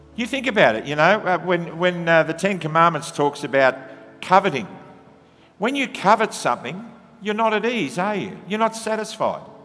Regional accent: Australia; Comes with being an Aussie.

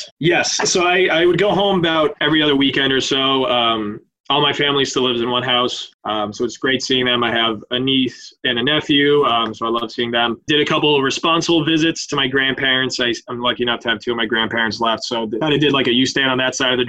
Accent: Leicester, Massachusetts, United States; I'm originally from about an hour west of Curry

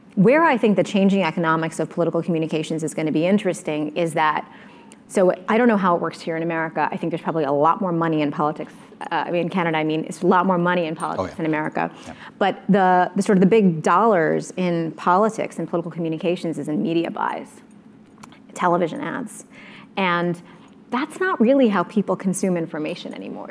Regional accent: United States; as an American

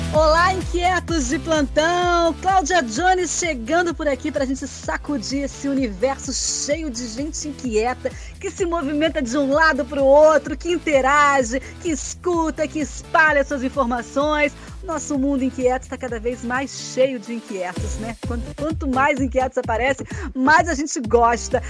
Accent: south of Minas Gerais, Brazil; now in Rio de Janeiro, Brazil; Eu também sou mineira. É que eu já moro há tantos anos por aqui pelo Rio que eu virei carioca, sabe assim? Mas eu sou mineira de nascença, nascida lá no sul de Minas Gerais

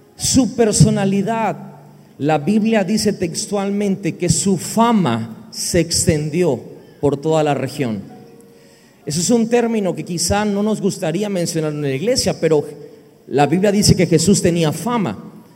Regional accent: Villahermosa, Tabasco, Mexico; venimos de México, de la región, el estado se llama Tabasco, la ciudad se llama Villahermosa

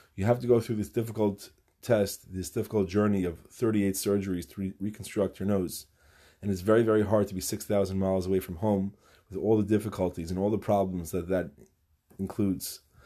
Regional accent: New York City, New York, United States; In my town where I grew up in Far Rockaway, New York

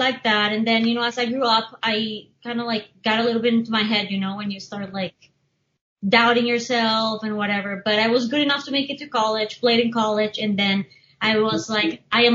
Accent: Bogotá, Colombia; also born or lived in Miami, United States; now in United States; I was born in Miami, but I grew up in Bogota

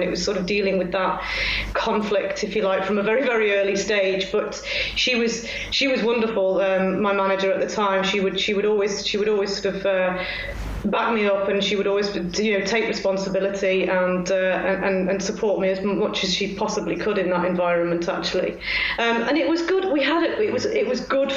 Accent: Congleton, North West England, United Kingdom; moved away as an adult; also born or lived in Sheffield / Manchester; I grew up in Congleton

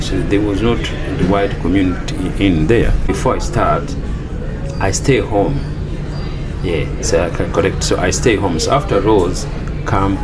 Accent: Rwanda; moved away as an adult; now in Australia; when I grew up in Rwanda, when I finished, so I used to work for my dad's business

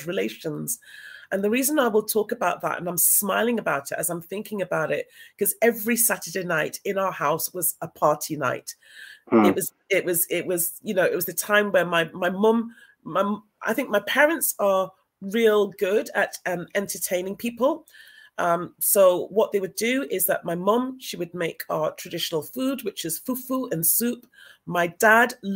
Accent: Newcastle upon Tyne, North East England, United Kingdom; being a Geordie means that you're from Newcastle upon Tyne, which is where I'm born.

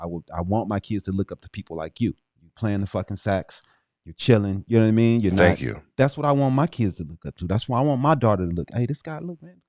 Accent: East St. Louis, Illinois, United States; because I'm from East St. Louis, so I had to check him out.

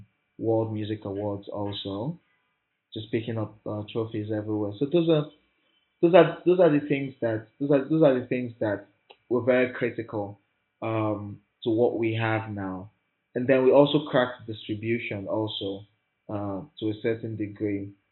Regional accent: Lagos, Nigeria; In my life in this Lagos

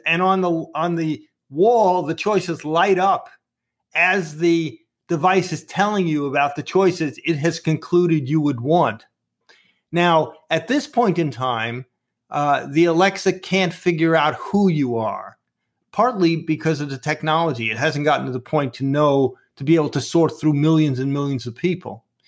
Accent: New York City, New York, United States; accent: Brooklyn; my Brooklyn accent

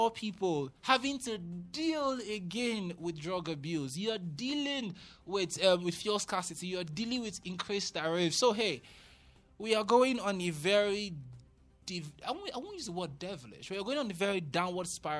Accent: Ikorodu, Lagos, Nigeria; I remember growing up in Lagos, in Ikorodu specifically

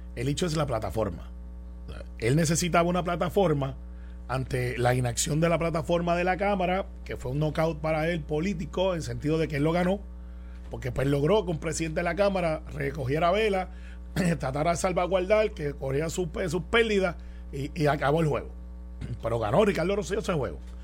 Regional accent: Guaynabo, Puerto Rico; yo soy de Guaynabo

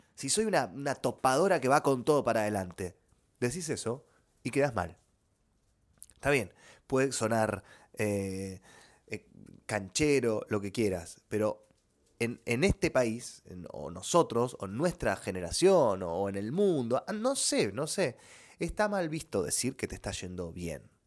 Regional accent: Argentina; somos argentinos

